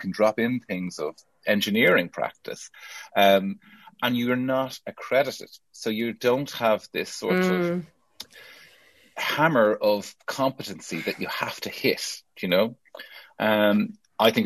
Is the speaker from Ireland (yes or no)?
yes; Ireland; now in United Kingdom; As an Irish person from a post-colonial country